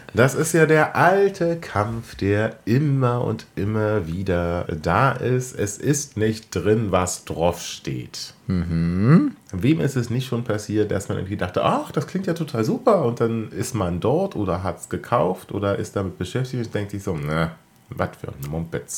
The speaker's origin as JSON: {"language": "German", "country": "Germany", "said": "wir als äh, Deutsche mit unserer Pedanterie"}